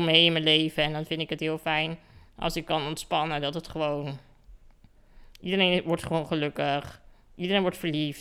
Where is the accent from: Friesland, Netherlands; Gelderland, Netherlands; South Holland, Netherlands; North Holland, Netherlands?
South Holland, Netherlands; Katwijk; Ik kom dus uit Katwijk, aan de kust. En daar woon ik eh, in een heel erg mooi huis